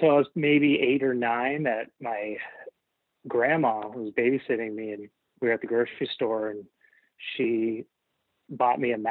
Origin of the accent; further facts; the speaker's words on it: Ohio, United States; moved away as an adult; also born or lived in New York; now in Seattle, United States; out of Ohio and move to New York